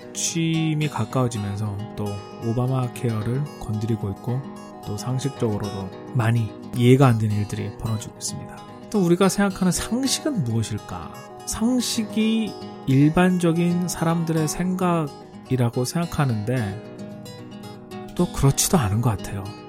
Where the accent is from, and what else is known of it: South Korea; moved away as an adult; also born or lived in United States